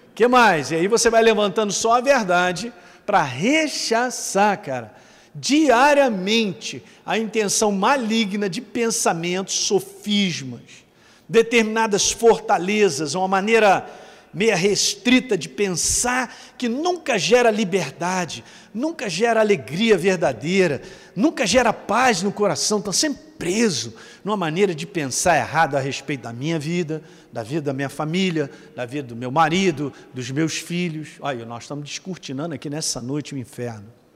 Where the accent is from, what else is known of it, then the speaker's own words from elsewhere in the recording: Rio de Janeiro, Brazil; eu sou do Rio